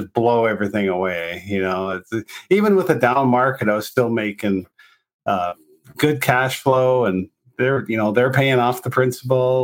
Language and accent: English; North Dakota, United States; moved away as an adult; also born or lived in Longmont, Colorado; now in Colorado, United States; I grew up in North Dakota